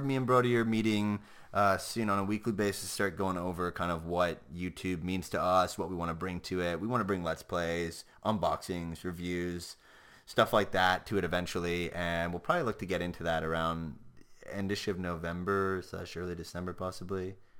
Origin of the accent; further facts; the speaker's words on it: Canada; I'm Canadian